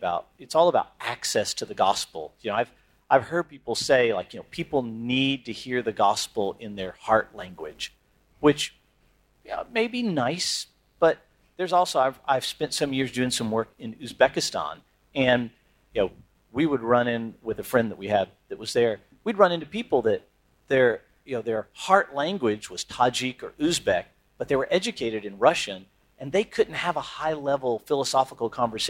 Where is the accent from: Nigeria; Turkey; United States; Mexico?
Turkey; Like, I'm from Turkey, we just had this earthquake.